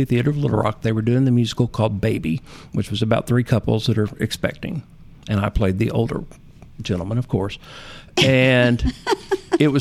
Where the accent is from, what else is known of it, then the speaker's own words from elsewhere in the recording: Poplar Bluff, Missouri, United States; also born or lived in Manila, Arkansas; I grew up in Poplar Bluff, Missouri